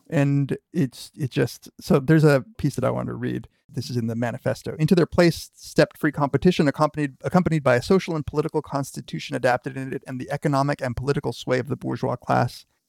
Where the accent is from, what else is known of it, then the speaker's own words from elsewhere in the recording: United States; as a kid growing up in America